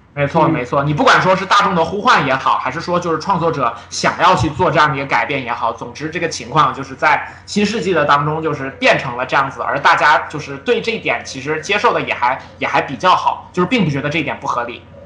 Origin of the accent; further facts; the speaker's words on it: China; 我们作为中国人